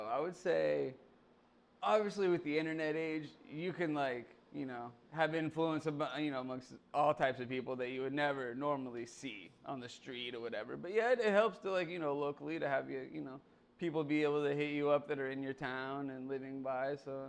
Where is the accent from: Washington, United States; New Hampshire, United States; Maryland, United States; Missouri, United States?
Missouri, United States; Kansas City; moved away as an adult; also born or lived in St. Petersburg, Florida; now in Tampa, United States; I'm originally from, I was, grew up in Kansas City.